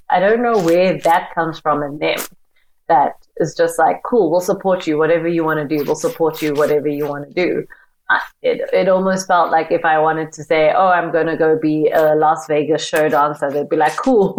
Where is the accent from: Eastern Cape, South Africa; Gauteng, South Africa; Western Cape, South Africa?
Gauteng, South Africa; Johannesburg; So born and bred in Johannesburg, South Africa, in Soweto, which is like a township, a very famous township in Johannesburg.